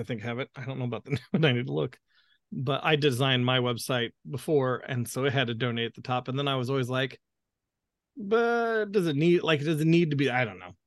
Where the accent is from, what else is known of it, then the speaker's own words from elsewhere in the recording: the American South, United States; accent: southern; my southern accent is starting to come out